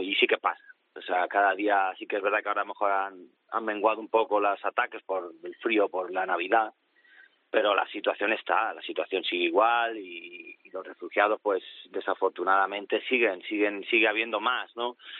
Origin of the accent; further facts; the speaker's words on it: Spain; moved away as an adult; now in Poland; yo creo que soy más polaco ya que más español